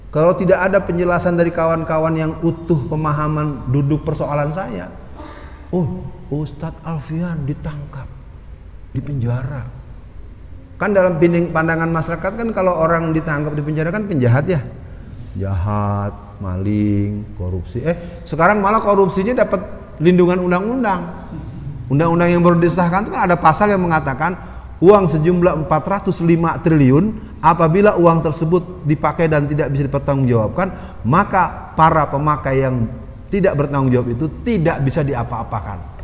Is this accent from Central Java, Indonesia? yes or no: no; Jakarta, Indonesia; bahasa saya yang dilahirkan di Jakarta itu ngegrecokin terus